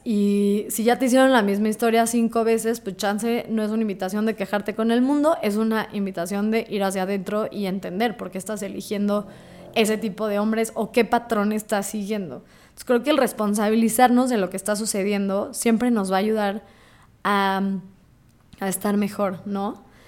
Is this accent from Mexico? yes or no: yes; Mexico; siendo judío mexicana